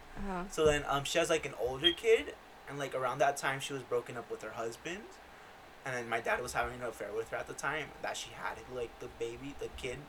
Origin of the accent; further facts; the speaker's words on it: Yakima, Washington, United States; born there; Yeah, I was born in Washington. Fun fact, I was born in Yakima, Washington.